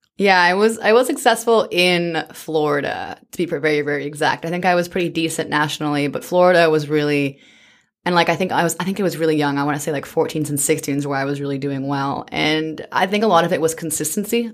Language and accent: English; British Columbia, Canada; also born or lived in Zimbabwe; I grew up in British Columbia from the age of five or so